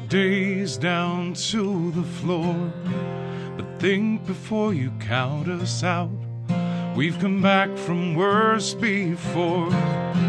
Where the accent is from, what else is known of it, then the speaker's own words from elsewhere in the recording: Rockford, Illinois, United States; now in Chicago, United States; I grew up in Rockford, Illinois, in a good Rust Belt kind of town